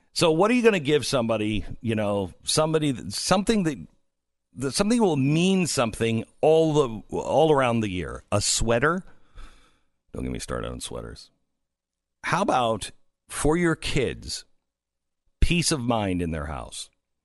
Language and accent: English; Seattle, Washington, United States; Amazon got into the race of Seattle City Council. Do you follow this at all, Stu? It's because it's my hometown-ish.